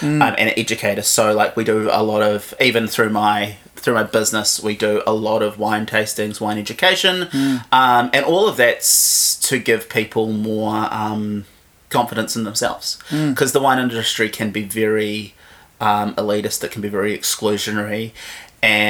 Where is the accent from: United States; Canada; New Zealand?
New Zealand; Havelock North, Hawke's Bay; moved away as an adult; now in Wellington, New Zealand; I grew up in Hawke's Bay, basically lived there till I was 18, and then came to Wellington to go to university.